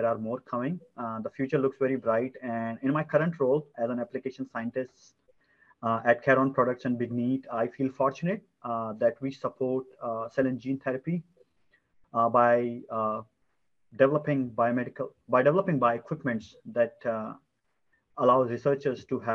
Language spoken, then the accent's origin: English; India; moved away; India, my home country.